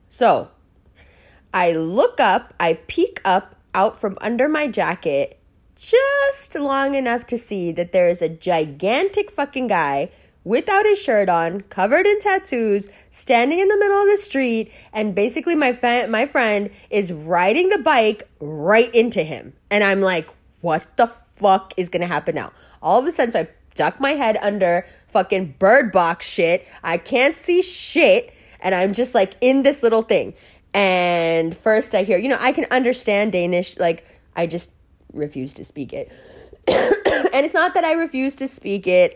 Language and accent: English; New York, United States; accent: American; I grew up in New York.